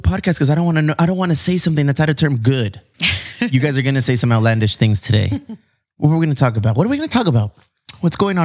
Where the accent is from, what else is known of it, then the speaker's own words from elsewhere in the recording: San Diego, California, United States; I'm from San Diego